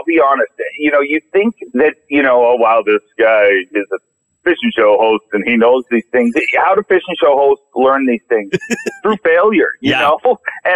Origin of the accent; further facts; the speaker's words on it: Canada; I'm Canadian